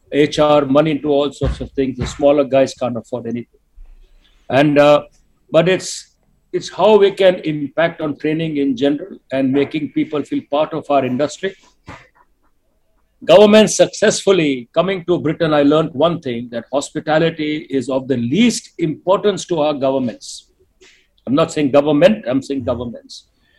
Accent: India; moved away; So Binay inherited me in 1991 when I came from India.

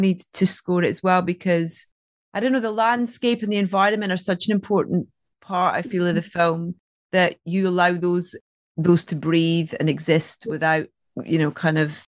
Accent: Scotland, United Kingdom; accent: Scottish; It's my Scottish accent.

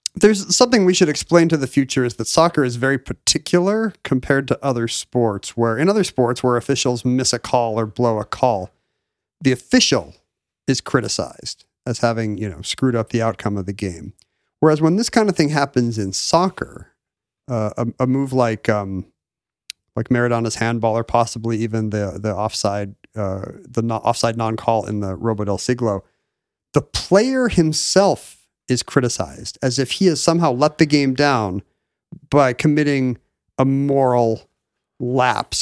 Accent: United States; as an American sports fan

